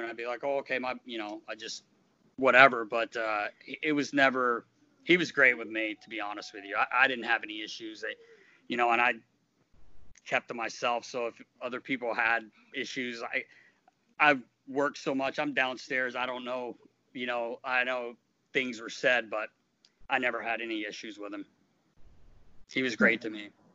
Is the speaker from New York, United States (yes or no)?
no; North Carolina, United States; moved away; I grew up in North Carolina